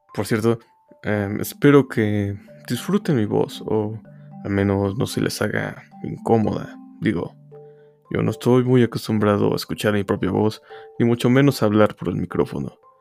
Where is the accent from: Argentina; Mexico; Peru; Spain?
Mexico; Yo soy de México